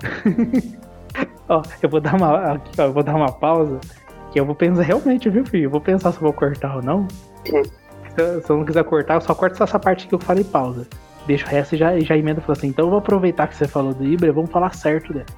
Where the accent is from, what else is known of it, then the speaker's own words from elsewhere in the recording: interior of São Paulo, Brazil; somos aqui do interior de São Paulo.